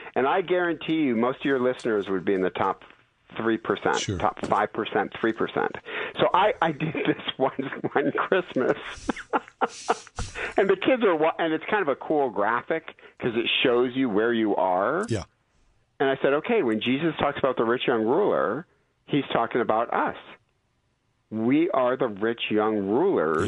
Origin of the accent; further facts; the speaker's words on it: Detroit, Michigan, United States; now in California, United States; I'm from Detroit.